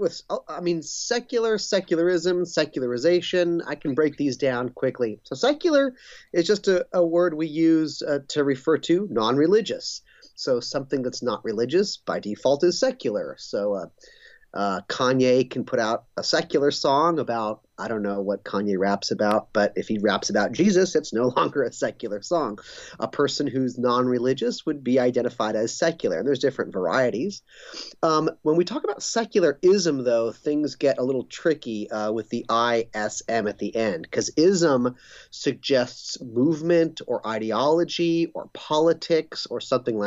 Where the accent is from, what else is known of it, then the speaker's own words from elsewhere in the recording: Los Angeles, California, United States; now in Claremont, United States; I grew up in Pacific Palisades, which is another small town of greater Los Angeles, but on the beach near Santa Monica and Malibu